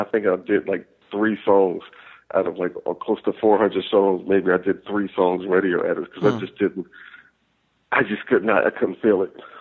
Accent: the South, United States; I was raised in the South too

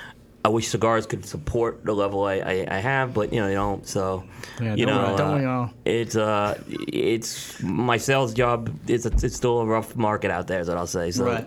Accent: New York City, New York, United States; I grew up in Staten Island

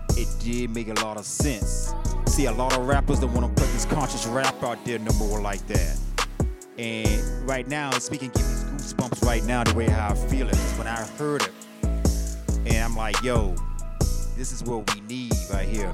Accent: Virginia, United States; I'm not from Richmond, Virginia, but I'm from from from Virginia

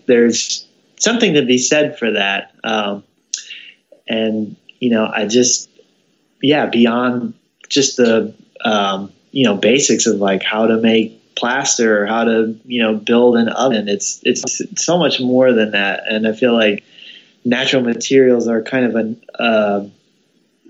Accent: New Jersey, United States; also born or lived in Missouri; now in Kentucky, United States; I'm originally from New Jersey

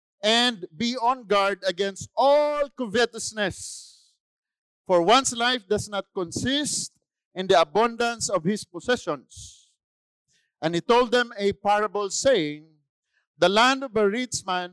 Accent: Philippines; I'm a Filipino

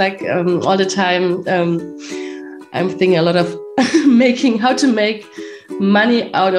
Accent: Germany; I'm from Germany.

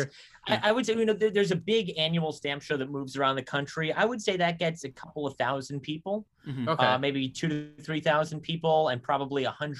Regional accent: California, United States; moved away; I'm from California originally.

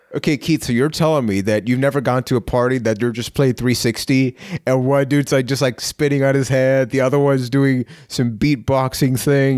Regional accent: Puerto Rico; I am from Puerto Rico

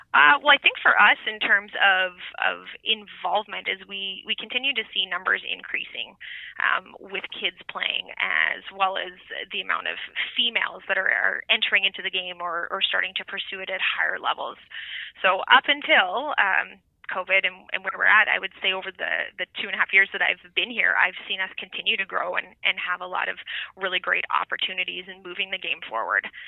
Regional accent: Saskatchewan, Canada; moved away as an adult; now in Edmonton, Canada; growing up in Saskatchewan, a big football family

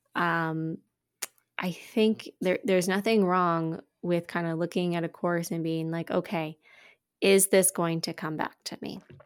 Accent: Quebec, Canada; now in Ontario, Canada; I grew up in Quebec and I was very fluent as a child

